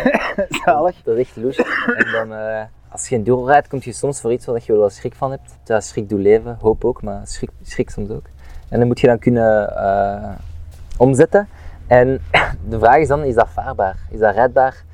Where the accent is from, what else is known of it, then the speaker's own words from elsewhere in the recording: Overijse, Flanders, Belgium; ik ben van Maleisië